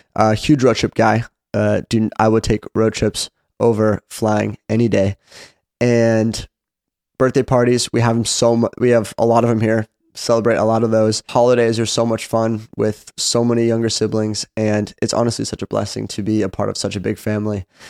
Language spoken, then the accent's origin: English; Seattle, Washington, United States; moved away as an adult; now in Franklin, United States; I am originally from Seattle, Washington